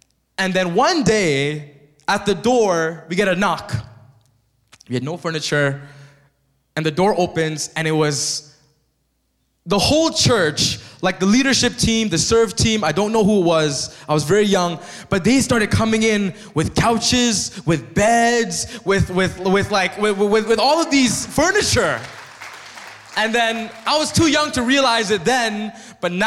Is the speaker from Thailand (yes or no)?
yes; Thailand; now in Canada; But I grew up as a monk in Thailand.